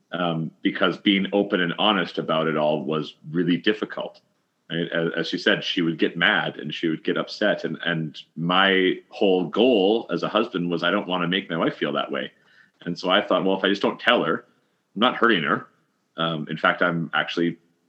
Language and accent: English; Canada; We're from Canada